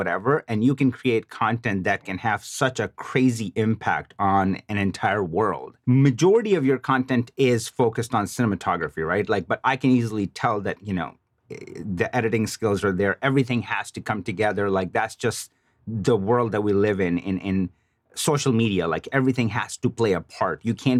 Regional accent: Chicago, Illinois, United States; I mean, I'm originally from Chicago.

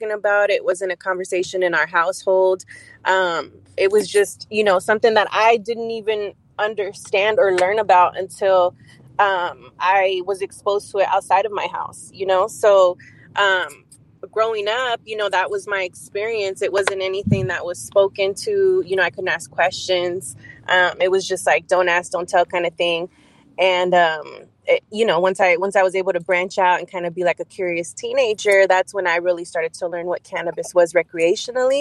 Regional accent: San Francisco, California, United States; moved away as an adult; now in Oakland, United States; I was born and raised in San Francisco. I lived there, you know, my whole life up until recently. We're currently living in Oakland

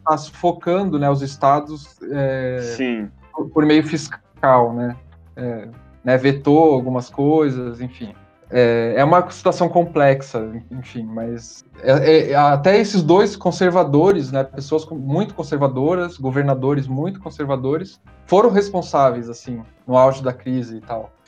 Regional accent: Curitiba, Paraná, Brazil; also born or lived in São Paulo; quando eu saí de Curitiba, fui morar em São Paulo para estudar

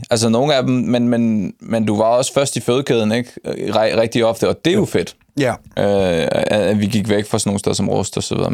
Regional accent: Nakskov, Zealand, Denmark; Jeg er fra Nakskov. Ja. Og der kender alle, alle hinanden.

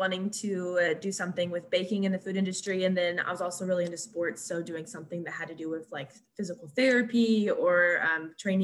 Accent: Springdale, Arkansas, United States; moved away as an adult; now in Fort Smith, United States; I'm from Springdale, Arkansas, but I currently live in Fort Smith, Arkansas

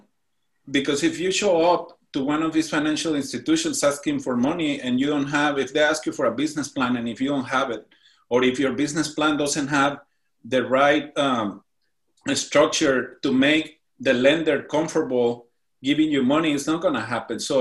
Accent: Morelia, Michoacán, Mexico; moved away as an adult; now in San Diego, United States; I was born and raised in the beautiful city of Morelia, Midland in Mexico, in the state of Michoacán. I moved to San Diego in 2006

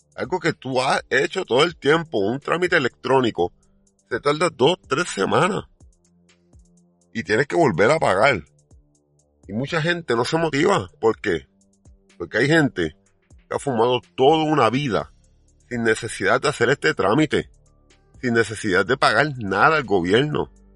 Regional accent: Puerto Rico

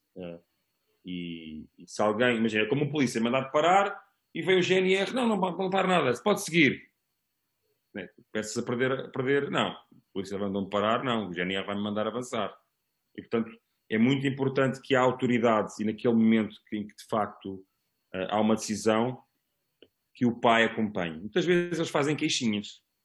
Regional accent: Almada, Setúbal, Portugal; also born or lived in Lisbon; os meus melhores amigos são, são da, da cidade que eu que eu vivi durante alguns anos

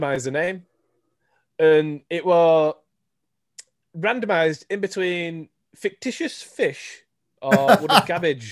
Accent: Yorkshire and the Humber, United Kingdom; accent: Yorkshire; my Yorkshire voice

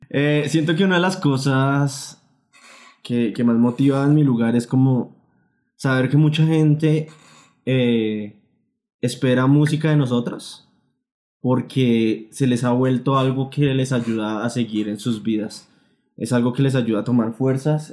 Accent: Colombia; nosotros como colombianos

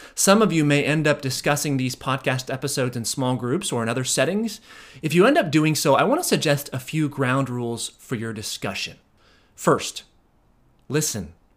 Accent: United States; we as American Christians

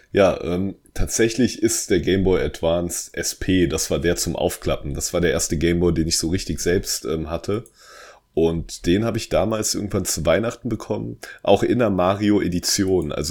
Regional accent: Hesse, Germany; Ja, ich komme aus der Nähe von Darmstadt.

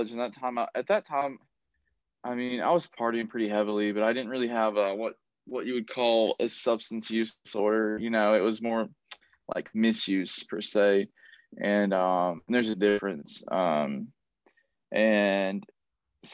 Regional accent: Tennessee, United States; now in Southern California, United States; I was born and raised in Tennessee.

